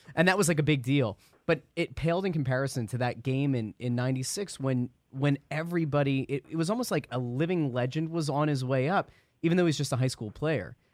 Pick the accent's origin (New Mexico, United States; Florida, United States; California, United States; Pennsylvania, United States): Pennsylvania, United States; Pottsville; I grew up in Pottsville where we had Mart's Hall